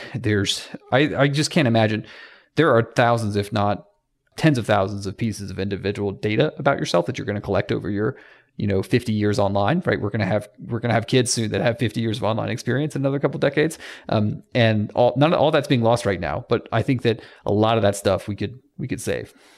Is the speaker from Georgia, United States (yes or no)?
yes; Atlanta, Georgia, United States; I am from Atlanta